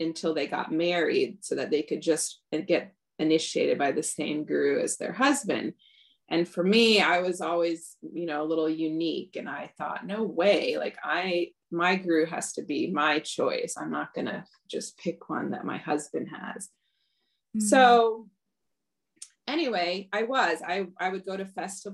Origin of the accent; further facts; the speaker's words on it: Michigan, United States; also born or lived in Los Angeles, California / Ann Arbor, Michigan / Lansing, Michigan; I grew up mostly in Michigan as a child.